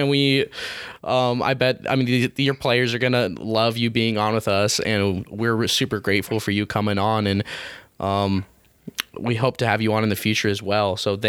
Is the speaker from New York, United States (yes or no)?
no; Grantsville, Utah, United States; growing up in Grantsville